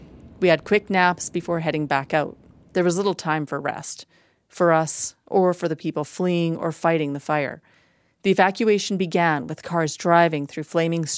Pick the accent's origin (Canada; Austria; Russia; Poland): Canada; Drayton Valley, Alberta; my hometown of Drayton Valley